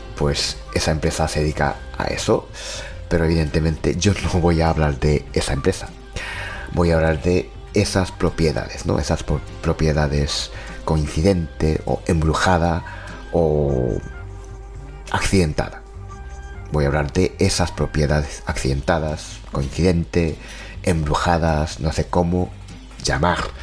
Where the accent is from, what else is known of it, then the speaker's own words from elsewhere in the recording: Japan; now in Spain; soy de Japón